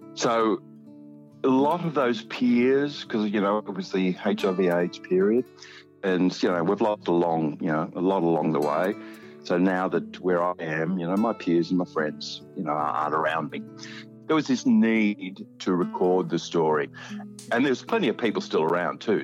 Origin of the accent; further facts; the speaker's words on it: Albury, New South Wales, Australia; moved away as an adult; also born or lived in Wagga Wagga / Sydney; I come from Albury. I was uh, raised up in, in Albury